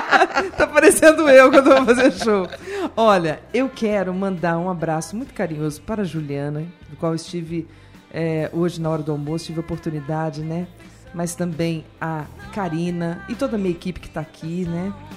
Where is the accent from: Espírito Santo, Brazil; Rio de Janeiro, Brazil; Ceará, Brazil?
Espírito Santo, Brazil; Vitória; Eu sou capixaba, sou de Vitória, no Espírito Santo